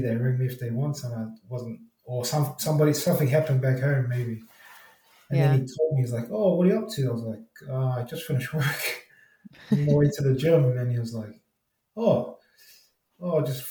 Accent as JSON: {"language": "English", "region": "Auckland", "country": "New Zealand", "tie": "born or raised there", "moved": "as an adult", "lives_now": "Sydney, Australia", "said": "I was born and raised in Auckland, West Auckland, out of Massey."}